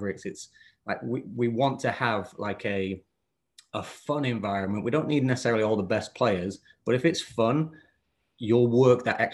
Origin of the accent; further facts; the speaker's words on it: Bedale, Yorkshire and the Humber, United Kingdom; moved away as an adult; also born or lived in Richmond, North Yorkshire; now in United States; I was growing up in North Yorkshire, a little town called Beedale